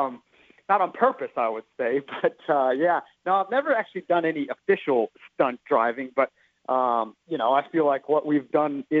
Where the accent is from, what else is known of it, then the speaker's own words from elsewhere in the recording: Texas, United States; growing up in Texas